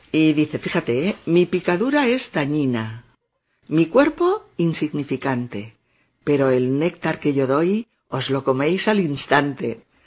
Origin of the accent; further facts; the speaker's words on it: Castilla-La Mancha, Spain; mi pueblo cuando yo era pequeña en La Mancha